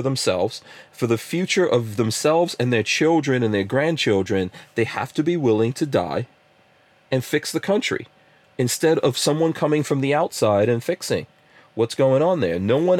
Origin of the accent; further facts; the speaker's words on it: New York City, New York, United States; I grew up in New York City, been mugged, you know, robbed, all that kind of stuff.